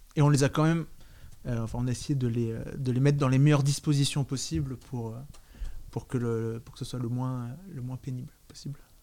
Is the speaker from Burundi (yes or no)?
no; France; J'ai grandi à Nancy